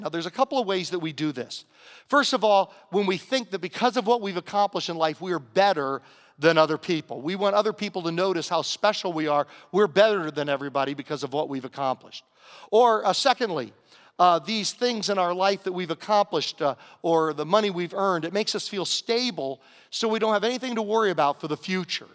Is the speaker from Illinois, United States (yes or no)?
no; Southern Virginia, United States; moved away; growing up in Southern Virginia, we had a little saying